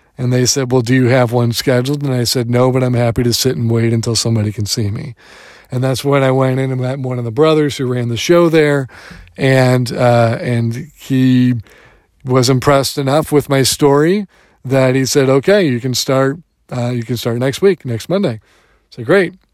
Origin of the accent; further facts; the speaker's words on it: Detroit, Michigan, United States; moved away; I am a Detroiter